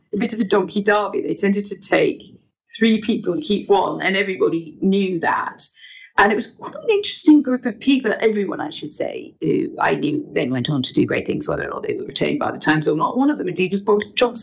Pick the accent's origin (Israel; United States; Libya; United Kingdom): United Kingdom; northwest Durham, North East England; moved away as an adult; now in London, United Kingdom; I grew up in northwest Durham, about 12 miles outside Durham, so rural, former mining community.